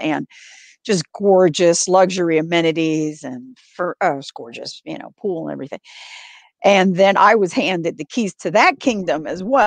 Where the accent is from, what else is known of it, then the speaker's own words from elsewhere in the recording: New York City, New York, United States; moved away; I grew up in New York City, and my branch library is the Tremont Branch Library in South Bronx